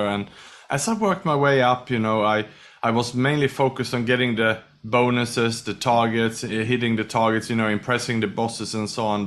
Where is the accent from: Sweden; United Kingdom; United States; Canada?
Sweden; also born or lived in Australia / Thailand / Indonesia / Malaysia; now in Singapore; I was born in Sweden, educated in Australia